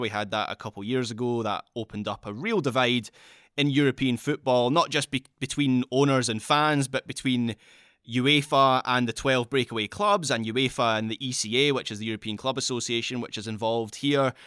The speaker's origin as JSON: {"language": "English", "region": "Scotland", "country": "United Kingdom", "said": "I am speaking as a Scot here, so it's something that affects my country directly"}